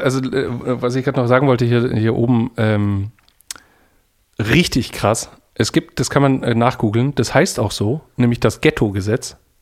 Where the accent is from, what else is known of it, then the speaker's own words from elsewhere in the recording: Germany; now in Denmark; ich bin Deutscher